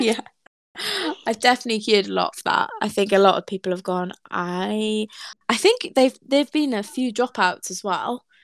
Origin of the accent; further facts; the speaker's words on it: Wales, United Kingdom; I'm Welsh